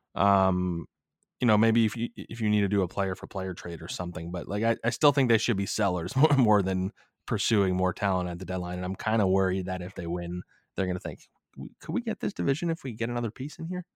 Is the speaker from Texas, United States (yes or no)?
no; Philadelphia area, Pennsylvania, United States; I'm from the Philly area